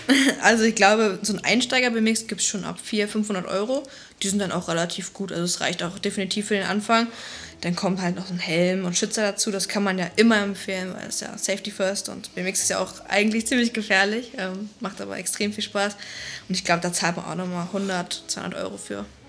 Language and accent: German; Flensburg, Schleswig-Holstein, Germany; born or raised there; now in Berlin, Germany